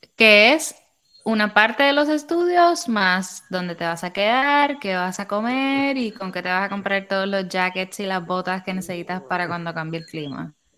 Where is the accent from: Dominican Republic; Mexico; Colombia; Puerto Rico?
Puerto Rico; Humacao; moved away as an adult; also born or lived in San Juan, Puerto Rico; now in Texas, United States; Yo soy de Humacao. Yo no nací ahí, pero viví gran parte de mi vida ahí, desde como los seis años hasta que me gradué de high school.